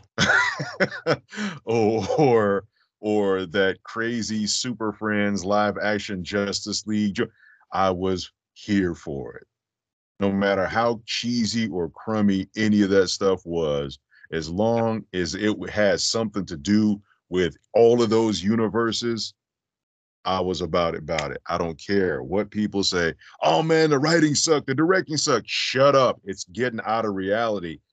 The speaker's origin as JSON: {"language": "English", "town": "Las Vegas", "region": "Nevada", "country": "United States", "said": "I'm originally from Vegas"}